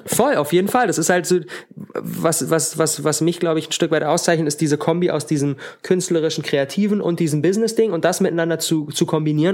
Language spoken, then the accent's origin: German; Berlin, Germany; ich komme aus Berlin, ich wohne in Berlin